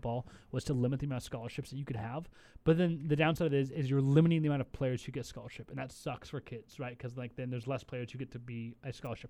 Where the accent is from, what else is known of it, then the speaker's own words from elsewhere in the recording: Portland, Oregon, United States; I'm from the Portland area